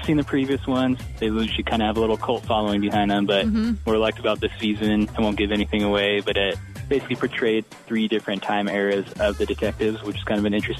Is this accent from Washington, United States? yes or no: yes; Hood Canal area, Washington, United States; growing up in the Hood Canal area